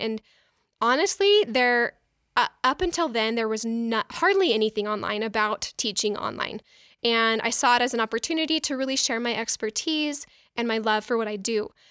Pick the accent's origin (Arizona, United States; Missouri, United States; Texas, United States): Arizona, United States; Mesa; moved away as an adult; also born or lived in Boston, Massachusetts; I grew up in Mesa, Arizona